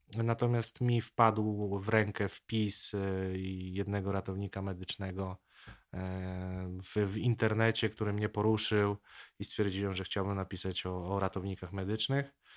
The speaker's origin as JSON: {"language": "Polish", "town": "Nowogród Bobrzański", "region": "Lubusz Voivodeship", "country": "Poland", "tie": "born or raised there", "said": "ja pochodzę z takiej niedużej miejscowości pod Zieloną Górą. Ta miejscowość nazywa się Nowogród Bobrzański."}